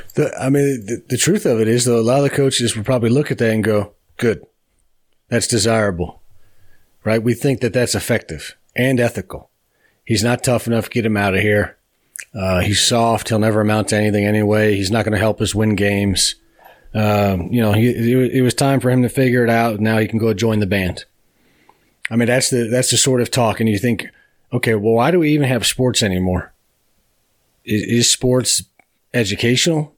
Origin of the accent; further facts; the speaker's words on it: Beachwood, Ohio, United States; I grew up on the east side of Cleveland. I grew up in Beechwood, Ohio